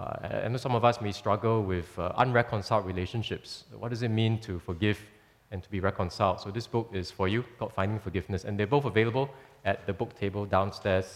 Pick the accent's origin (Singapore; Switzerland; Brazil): Singapore; many of us have lived in Singapore for quite a while